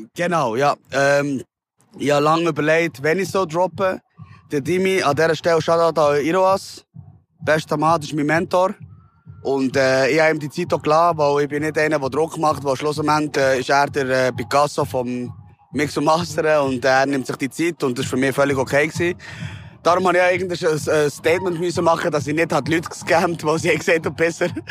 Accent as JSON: {"language": "German", "region": "Bern", "country": "Switzerland", "tie": "born or raised there", "said": "ich bin halt in der Langas aufgewachsen"}